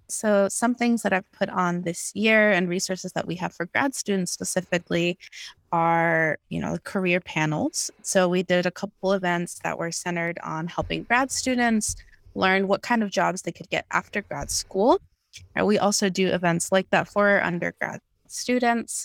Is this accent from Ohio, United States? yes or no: no; New York, United States; moved away as an adult; also born or lived in Guatemala; now in California, United States; I grew up mostly in New York, but, uh, also have ties to Guatemala, and now I'm living out here